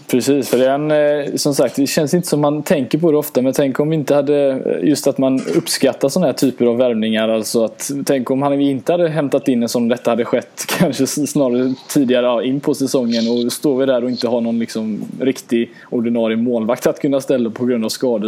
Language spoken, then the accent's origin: Swedish; Gothenburg, Västra Götaland, Sweden; Göteborg, min hemstad